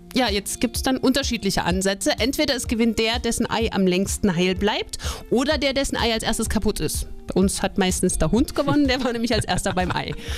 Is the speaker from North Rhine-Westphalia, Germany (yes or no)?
no; Holzland, Thuringia, Germany; ich komme ja gebürtig aus dem Holzland